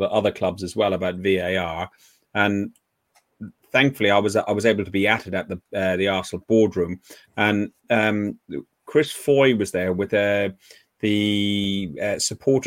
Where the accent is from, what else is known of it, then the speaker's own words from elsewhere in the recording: Ireland; I'm Irish